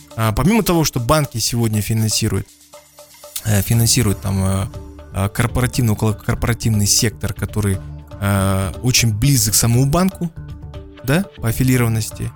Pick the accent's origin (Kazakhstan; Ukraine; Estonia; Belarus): Kazakhstan; я не знаю свой родной язык, как я знаю русский язык и английский даже